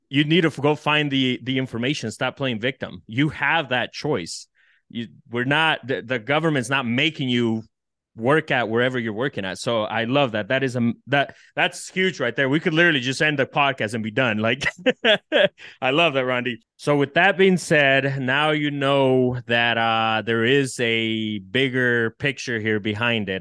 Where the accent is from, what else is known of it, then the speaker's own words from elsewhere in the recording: El Salvador; now in United States; I come from El Salvador and dirt poor